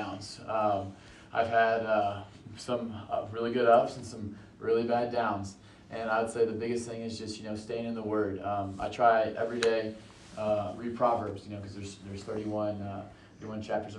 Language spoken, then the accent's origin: English; Canyon Lake, Texas, United States; also born or lived in Evansville, Indiana; we moved to Canyon Lake, Texas.